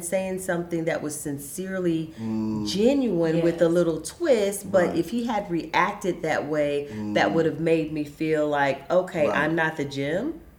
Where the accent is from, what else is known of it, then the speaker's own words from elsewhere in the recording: the South, United States; One, I'm from the South, so I'm a Southern Belle.